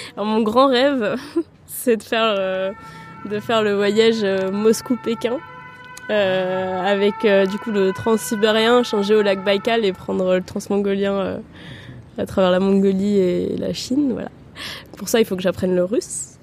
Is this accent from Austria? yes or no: yes; Vienna, Austria; moved away as an adult; also born or lived in Paris, France; now in Tours, France; Je suis née à Vienne, euh, ma mère est française et mon père autrichien. Et euh, j'ai grandi, euh, à Vienne, donc j'ai vécu à Vienne pendant 17 ans